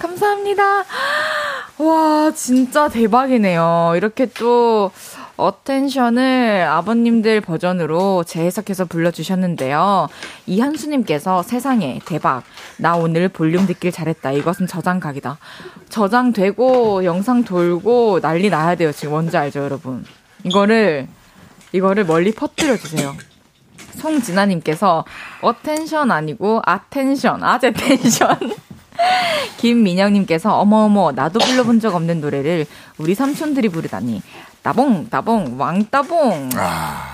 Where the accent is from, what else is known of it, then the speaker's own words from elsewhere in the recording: Masan, South Gyeongsang, South Korea; moved away; also born or lived in Daegu / Busan; 대구에서 태어나서. 네. 마산에서 자랐고. 아. 부산에서 대학교를 나왔어요